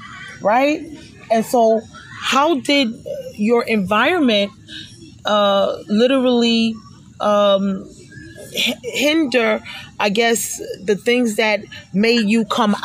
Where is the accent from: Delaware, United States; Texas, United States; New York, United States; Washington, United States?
New York, United States; New York City; now in Long Island, United States; I'm from New York, right? And so the part of town that I came from is East New York, where a lot of the people that I grew up